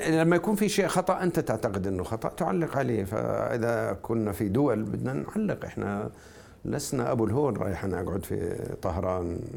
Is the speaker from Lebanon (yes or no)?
no; Jordan; لانني انا اردني تشاكس